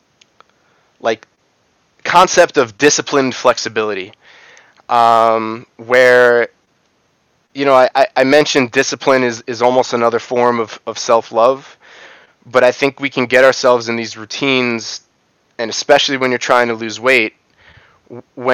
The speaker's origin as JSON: {"language": "English", "region": "New York", "country": "United States", "tie": "born or raised there", "said": "I grew up in New York."}